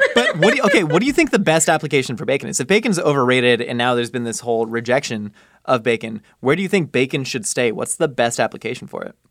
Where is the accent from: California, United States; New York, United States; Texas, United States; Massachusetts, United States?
California, United States; Southern; growing up in Southern California